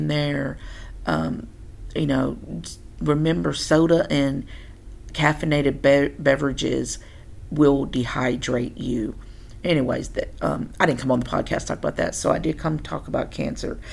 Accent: Tennessee, United States; moved away as an adult; also born or lived in Oklahoma; I'm from Tennessee, born and bred

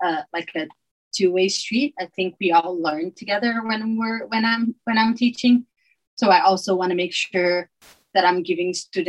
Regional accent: Brazil; moved away as an adult; now in Utah, United States; I was born in Brazil, and Brazil was still under dictatorship when I was born. And I feel like I grew up, just my people around me, my family

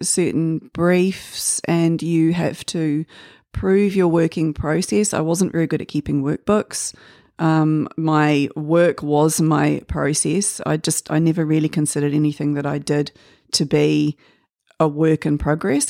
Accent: Waitakere, Auckland, New Zealand; I was born here in Auckland, um, but raised mostly in Waitakere

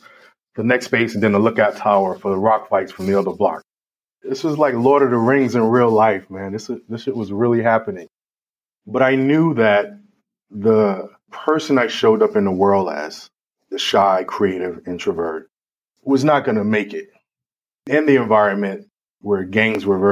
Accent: New York City, New York, United States; I grew up in the South Bronx at a time that was probably considered one of the most violent times in New York history

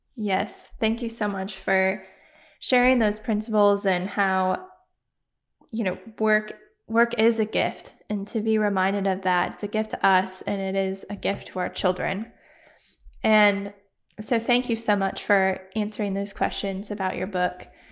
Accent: Michigan, United States; moved away; we're from Michigan

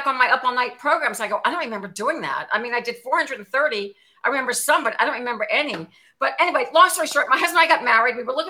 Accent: New Orleans, Louisiana, United States; New Orleans.

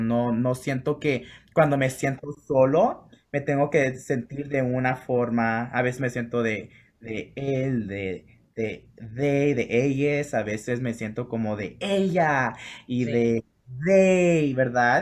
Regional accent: Los Angeles, California, United States; also born or lived in Mexico / Chicago; crecí en Los Ángeles

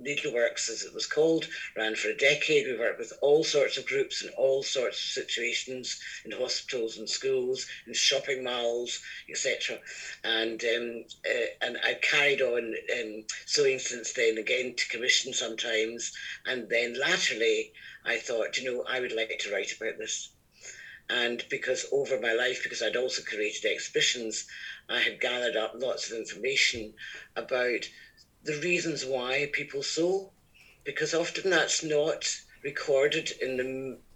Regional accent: Scotland, United Kingdom; accent: Scottish; I'm Scottish, as you can probably gather from my accent

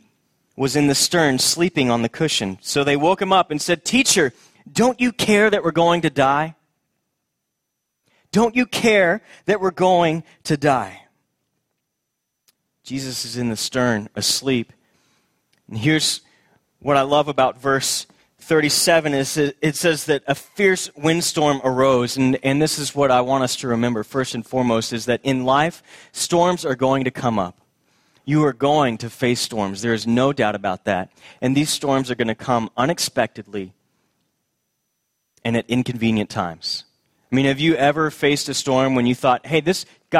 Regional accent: Houston, Texas, United States; my childhood, growing up in Houston, Texas

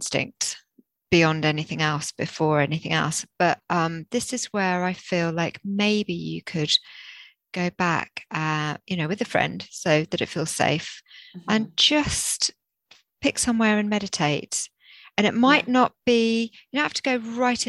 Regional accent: Jersey; I grew up in the rural Jersey

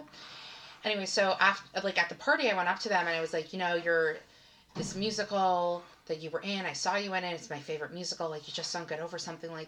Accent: Long Island, New York, United States; I'm from Long Island.

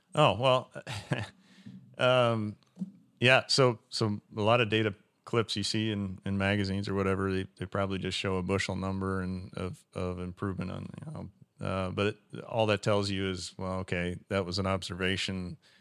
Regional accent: Western Iowa, United States; I started out as a, a retail seller at, at West Central Co-op in, in Western Iowa, in my hometown

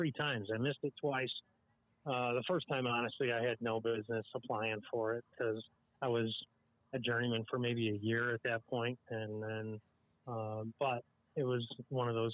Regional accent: Illinois, United States; I came from Illinois, and Illinois has the Illinois Veterans Scholarship Fund.

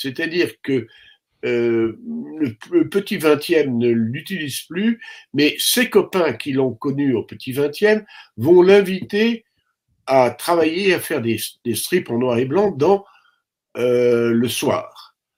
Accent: France; je suis français

